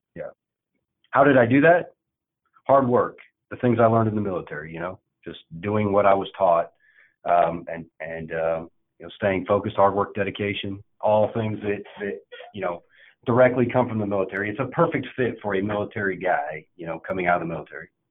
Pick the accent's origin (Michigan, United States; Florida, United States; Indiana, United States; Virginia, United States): Indiana, United States; I was born and raised in Indiana